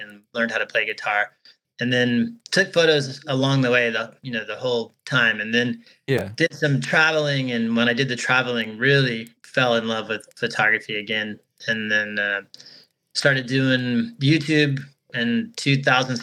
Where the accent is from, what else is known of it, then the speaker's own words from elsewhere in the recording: Florida, United States; also born or lived in Colorado; I moved from my home state of Florida